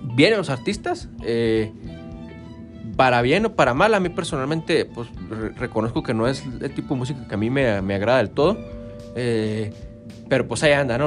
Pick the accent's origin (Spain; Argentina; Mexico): Mexico; Santa Bárbara; yo originalmente soy del barrio de La Pila